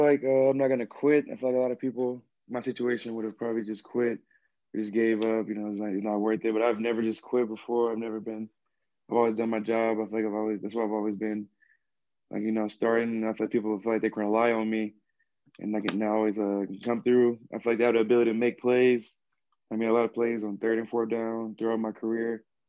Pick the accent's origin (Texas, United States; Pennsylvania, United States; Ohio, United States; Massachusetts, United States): Texas, United States; Missouri City; also born or lived in Houston, Texas; I am from Houston, Texas. Uh, mainly grew up in like Missouri City area.